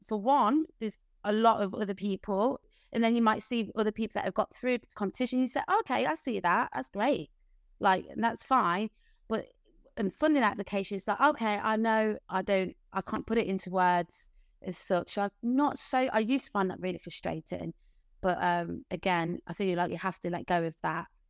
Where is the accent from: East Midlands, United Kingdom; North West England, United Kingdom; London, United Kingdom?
East Midlands, United Kingdom; Leicester; now in Margate, United Kingdom; community friends that I grew up with in Leicester